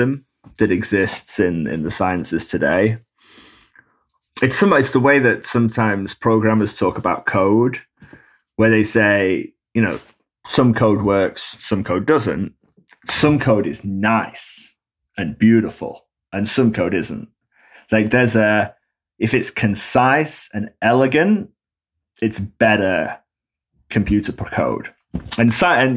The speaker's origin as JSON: {"language": "English", "region": "England", "country": "United Kingdom", "tie": "born or raised there", "moved": "as an adult", "lives_now": "United States", "said": "growing up in England"}